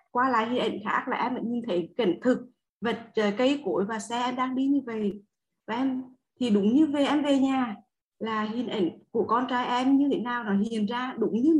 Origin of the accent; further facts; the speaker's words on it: Đông Hà, Quảng Trị, Vietnam; Dạ em sinh ra và lớn lên ở Đông Hà là Quảng Trị thầy.